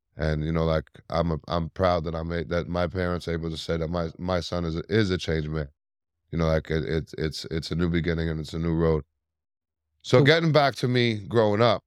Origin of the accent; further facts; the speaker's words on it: New York City, New York, United States; I was born and raised in Staten Island, New York